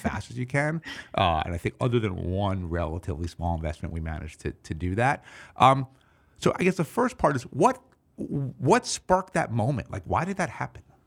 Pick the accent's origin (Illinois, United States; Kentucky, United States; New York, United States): New York, United States; New York City; I'm a New Yorker